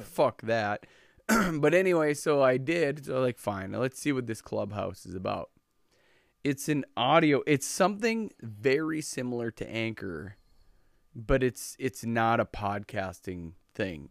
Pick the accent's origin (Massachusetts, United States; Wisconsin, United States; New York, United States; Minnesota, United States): Minnesota, United States